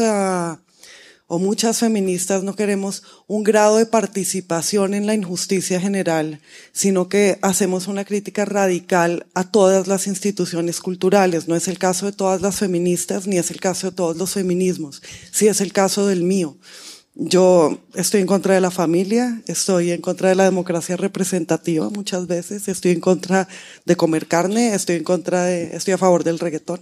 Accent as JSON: {"language": "Spanish", "country": "Colombia", "also_born_or_lived": "United States", "moved": "as an adult", "said": "cuando me fui de Colombia a, estudiar en Estados Unidos"}